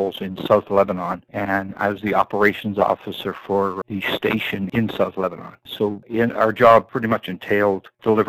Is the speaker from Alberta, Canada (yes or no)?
no; Toronto, Ontario, Canada; also born or lived in Ireland; I was born in Ireland and came to Canada in 57. I was raised in Cabbage Town, which was a very rough neighborhood in Toronto